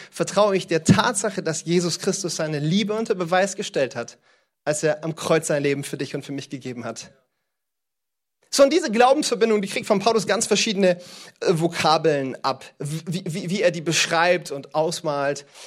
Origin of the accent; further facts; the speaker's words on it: East, Cameroon; born there; Ich liebe Kamerun, das ist das Land, in dem ich geboren bin.